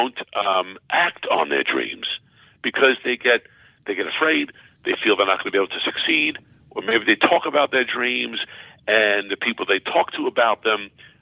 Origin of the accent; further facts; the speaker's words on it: Baldwin, New York, United States; moved away as an adult; also born or lived in Brooklyn, New York / Cortland, New York; I was born in Brooklyn, New York, and raised in Baldwin, Long Island, as we say, Strong Island